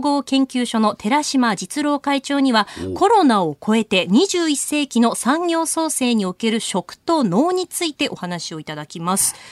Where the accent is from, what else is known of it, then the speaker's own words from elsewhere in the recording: Akita, Japan; 私自身も秋田の出身なので、えー、こう田植えする機会とか芋掘りに行ったりとか